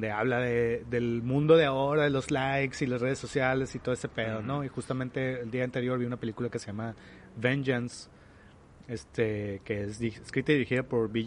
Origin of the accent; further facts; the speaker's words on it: Mexico; más lo mexicano, he identificado como mexicano toda la vida.